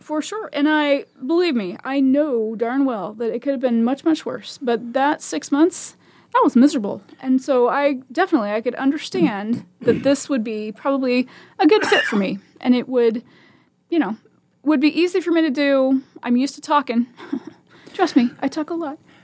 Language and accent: English; Omaha, Nebraska, United States; also born or lived in Virginia Beach; I was born and raised in Omaha and went to Omaha Public Schools my whole life